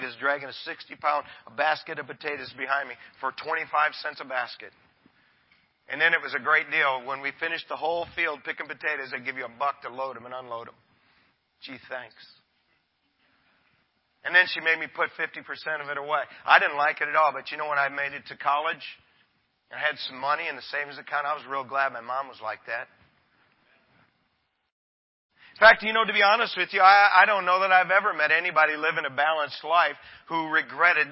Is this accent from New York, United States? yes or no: no; Michigan, United States; I'm from God's country, Michigan